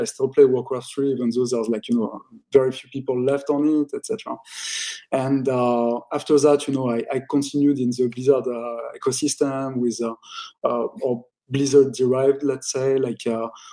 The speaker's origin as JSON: {"language": "English", "town": "Paris", "region": "Île-de-France", "country": "France", "tie": "born or raised there", "also_born_or_lived": "United States / Japan", "moved": "as an adult", "lives_now": "London, United Kingdom", "said": "I was born and raised in Paris"}